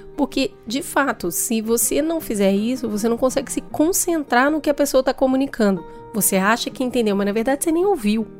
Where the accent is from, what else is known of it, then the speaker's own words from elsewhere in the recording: Hortolândia, São Paulo, Brazil; eu sou de Hortolândia